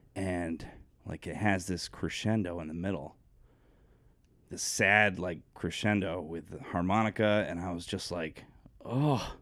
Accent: Coventry, Connecticut, United States; I grew up in Coventry, Connecticut.

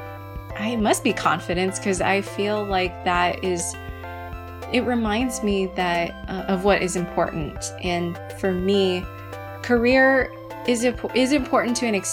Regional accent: United States; I'm first generation born in the U.S.

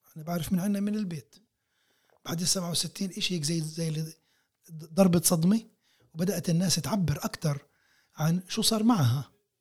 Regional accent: Palestine; احنا كفلسطينيين موجودين هون على هاي الارض بشكل متواصل منذ آلاف السنين

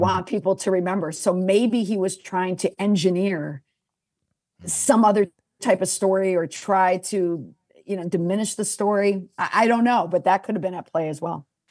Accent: United States; I'm the American

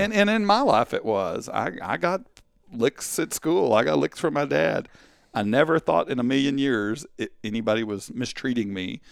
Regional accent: Canton, Texas, United States; also born or lived in Kaufman, Texas; I grew up in Canton, Texas.

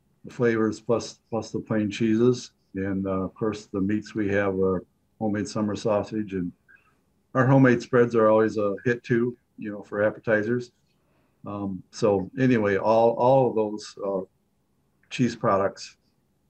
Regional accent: United States; I was per se born and raised in Pink County

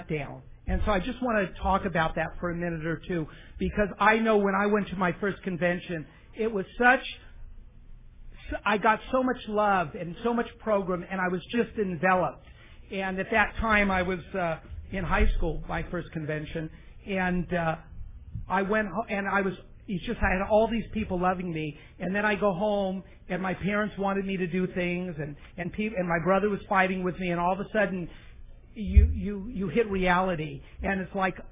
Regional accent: San Fernando Valley, California, United States; I'm from the San Fernando Valley

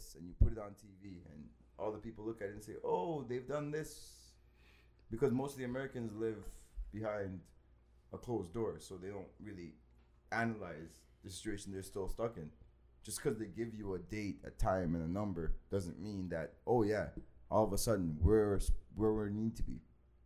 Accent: Trinidad & Tobago; I'm from Trinidad

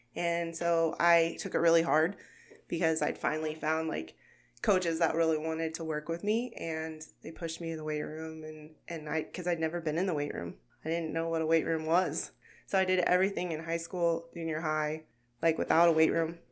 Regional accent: Gage, Oklahoma, United States; moved away as an adult; now in Sterling, Kansas, United States; I am from Gage, Oklahoma, which is a very small town

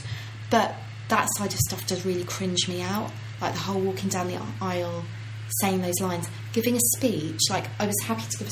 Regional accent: Ireland; I'm Irish.

